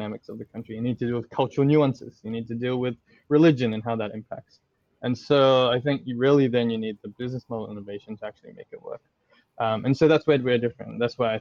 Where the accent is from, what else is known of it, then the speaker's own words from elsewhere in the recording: Australia; also born or lived in Indonesia; I'm Australian